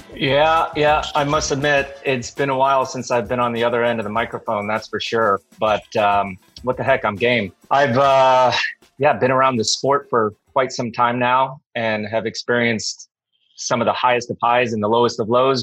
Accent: Colorado, United States; first language English; moved away; also born or lived in Lake Tahoe / Northern California / Europe; I'm from Colorado

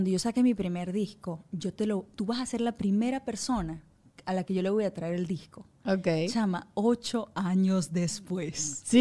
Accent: Puerto La Cruz, Anzoátegui, Venezuela; born there; also born or lived in Caracas; Y yo recuerdo que yo llegué de Puerto La Cruz a Caracas

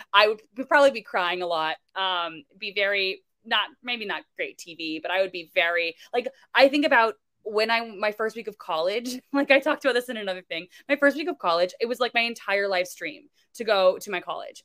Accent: Florida, United States; moved away; I'm originally from Florida

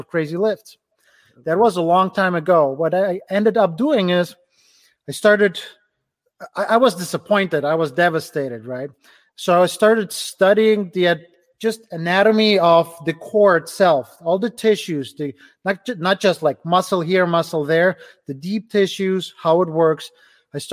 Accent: Ukraine; English is a second language; now in Cleveland, United States; A little over 10 years, I immigrated from Ukraine to the US. Right now I'm in Cleveland, Ohio. I immigrated without knowing any English.

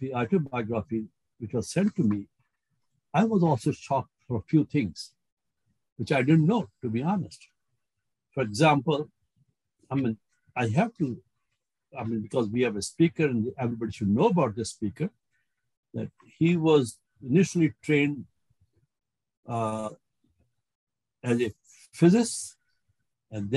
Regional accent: India; moved away; I grew up in India

